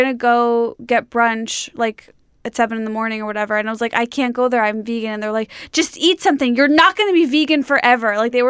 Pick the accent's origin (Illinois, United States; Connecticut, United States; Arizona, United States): Illinois, United States; Skokie; Skokie, Illinois, suburb of Chicago.